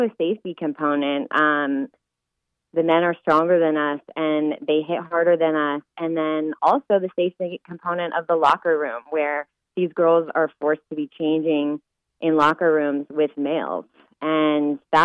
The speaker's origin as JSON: {"language": "English", "region": "Colorado", "country": "United States", "tie": "born or raised there", "said": "I grew up in Colorado"}